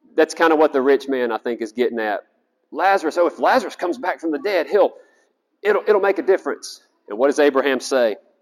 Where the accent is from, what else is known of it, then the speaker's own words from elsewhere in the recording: South Carolina, United States; I'm from South Carolina